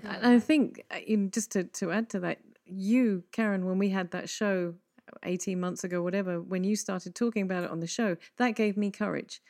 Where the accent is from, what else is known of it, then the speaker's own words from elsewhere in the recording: England, United Kingdom; we're both English